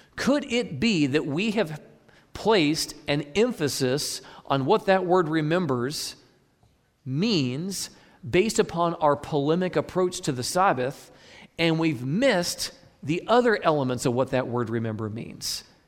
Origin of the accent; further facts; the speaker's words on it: Midwest, United States; I'm from the Midwest